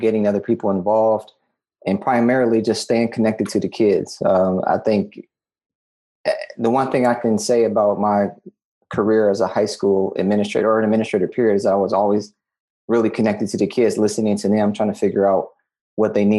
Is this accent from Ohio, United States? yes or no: yes; Columbus, Ohio, United States; I'm born and raised Columbus, Ohio, through Columbus City Schools.